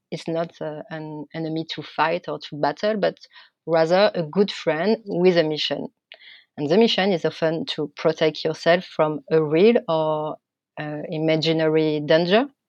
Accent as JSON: {"language": "English", "country": "France", "accent": "French", "second_language": "English", "said": "my French accent"}